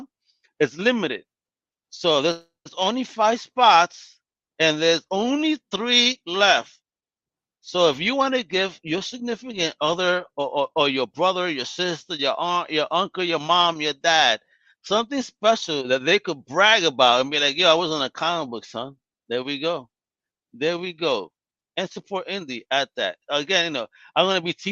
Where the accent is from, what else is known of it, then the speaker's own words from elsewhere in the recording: New York, United States; growing up in New York in the 90s.